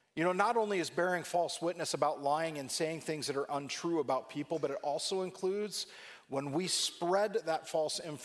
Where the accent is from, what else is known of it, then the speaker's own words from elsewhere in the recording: California, United States; growing up in California